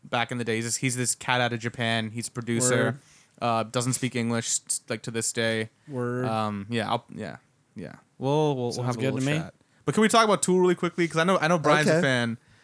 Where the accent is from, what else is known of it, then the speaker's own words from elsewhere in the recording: Toronto, Ontario, Canada; I'm from Toronto.